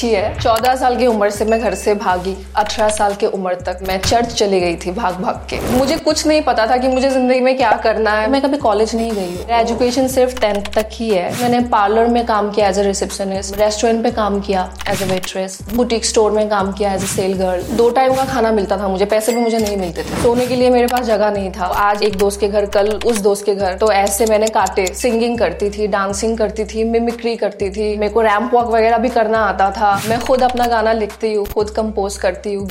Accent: Assam, India; first language Assamese; Hindi is a second language; now in Mumbai, India; मेरी mother tongue जो है हाँ, हाँ। वो एसमिस है अच्छा। तो इसलिए हिंदी बोलने में कभी कभी ऐसा फनी लग जाता है बट हाँ। सीख रही हूँ अभी भी

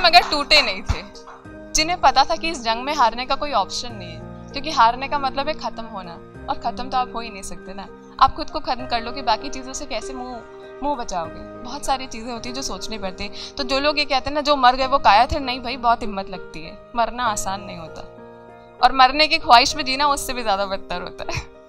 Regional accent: Jodhpur, Rajasthan, India; moved away as an adult; now in Ahmedabad, India; मैं बेसिकली मैं जोधपुर से हूँ और अभी अहमदाबाद रह रही हूँ

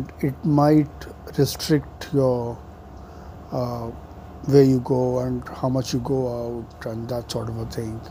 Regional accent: India

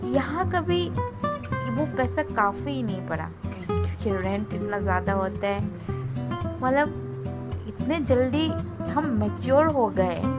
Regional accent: Agartala, Tripura, India; moved away; मैं north east की हूँ और मैं त्रिपुरा से हूँ मेरा होम टाउन अगरतला

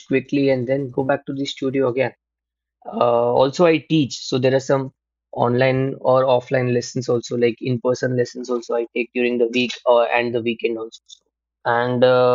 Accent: Mumbai, Maharashtra, India; Been born and brought up in Mumbai only.

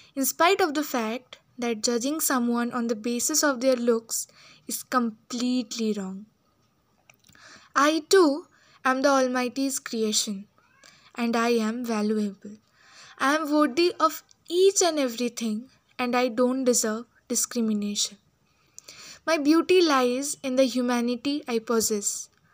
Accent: Jalpaiguri, West Bengal, India; I'm from Jalpaiguri, West Bengal.

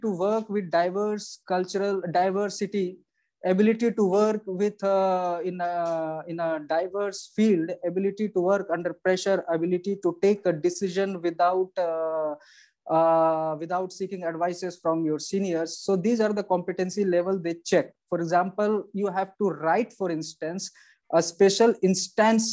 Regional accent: India; being as an Indian, we know English

